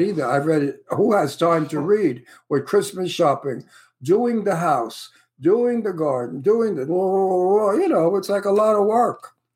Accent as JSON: {"language": "English", "town": "New York City", "region": "New York", "country": "United States", "tie": "born or raised there", "also_born_or_lived": "Red Hook, Brooklyn / Astoria, Queens", "accent": "Brooklyn", "said": "I was born in the Red Hook projects in Red Hook, and I okay. lived until my father bought a house in Astoria, Queens, and then yeah. we moved to Queens"}